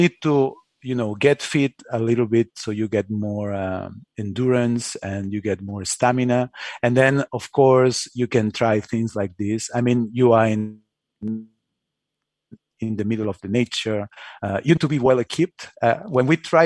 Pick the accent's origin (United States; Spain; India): Spain; I'm from Spain, so I'm used to, you know, Spanish ways